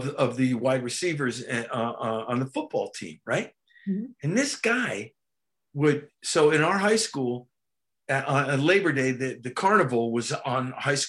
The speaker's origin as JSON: {"language": "English", "region": "New Jersey", "country": "United States", "tie": "born or raised there", "said": "my hometown in New Jersey"}